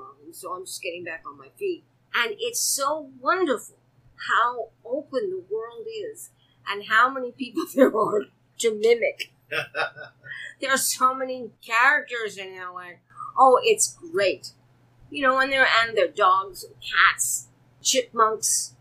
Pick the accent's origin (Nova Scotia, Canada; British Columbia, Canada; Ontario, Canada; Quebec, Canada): Quebec, Canada; Montreal area; moved away; also born or lived in New York; When I was a kid, we moved from Montreal to a small town about 100 miles out of Montreal